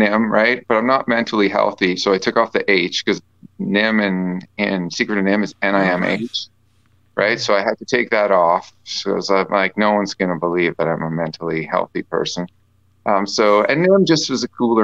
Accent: Canada; being Canadian

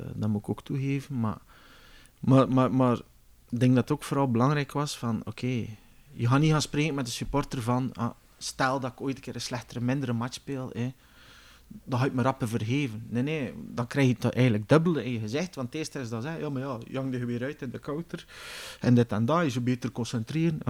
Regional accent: Bruges, Flanders, Belgium; moved away as an adult; also born or lived in Kortrijk; now in South Africa; ik ben uiteindelijk opgegroeid in Brugge

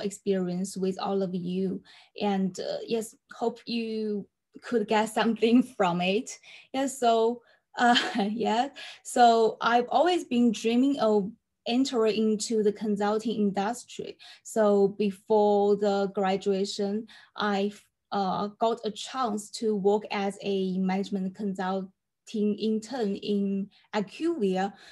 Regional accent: China; also born or lived in Durham, United Kingdom; I come from China and now live in Xi'an

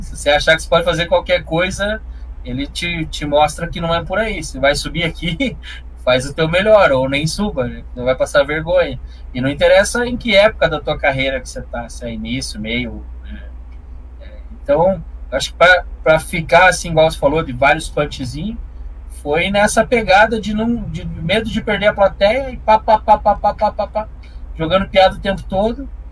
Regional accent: Curitiba, Paraná, Brazil; accent: interior do Paraná; Nasci em Curitiba e fui criado nas trevas aqui na região metropolitana

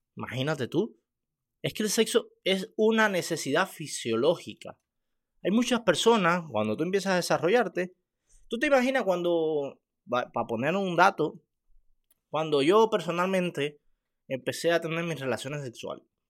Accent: Cuba; Yo soy cubano

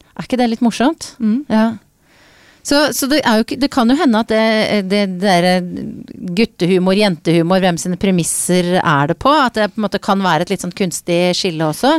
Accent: Jessheim, Akershus, Norway; jeg er oppvokst på Jessheim

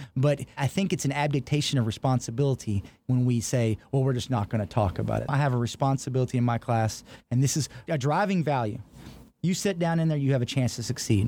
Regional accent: Texas, United States; now in Pennsylvania, United States; as this Texan

